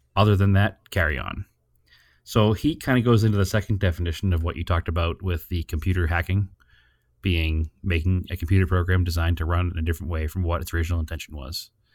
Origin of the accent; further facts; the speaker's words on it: New England, United States; We come from New England